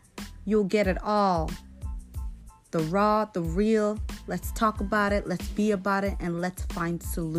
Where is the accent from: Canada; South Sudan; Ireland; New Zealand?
South Sudan; now in Portland, United States; I'm from the Republic of South Sudan. I reside in the state, Portland, Maine to be exact.